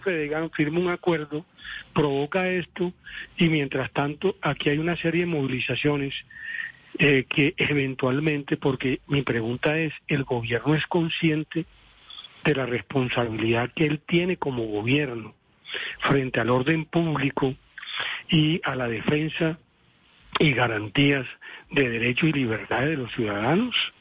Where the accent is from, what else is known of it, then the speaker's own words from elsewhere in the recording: Colombia; also born or lived in Cesar; yo soy un colombiano que me ha tocado vivir directamente todas las contingencias